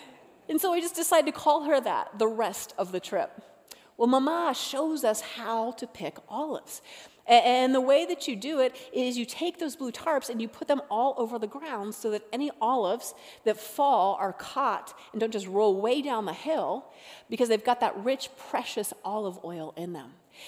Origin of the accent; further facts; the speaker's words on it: Florida, United States; born there; also born or lived in North Carolina / Colorado / Utah / Alaska; I was born in Florida, lived in North Carolina, Colorado, Utah, Alaska, all these places.